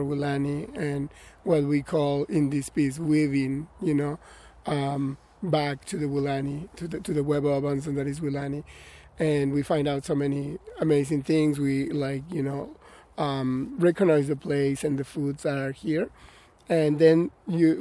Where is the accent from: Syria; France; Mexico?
Mexico; also born or lived in Atlanta, Georgia / Middle Tennessee; now in Tennessee, United States; I'm a migrant from Mexico